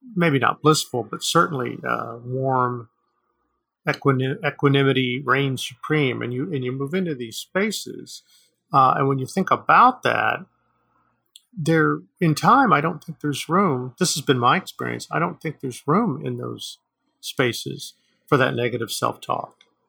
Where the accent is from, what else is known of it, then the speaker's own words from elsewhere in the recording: United States; I'm Native American